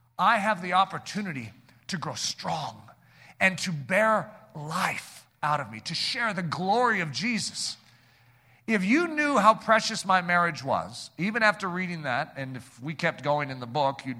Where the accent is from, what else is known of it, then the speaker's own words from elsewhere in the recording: United States; also born or lived in Colorado / Michigan; we're American Christians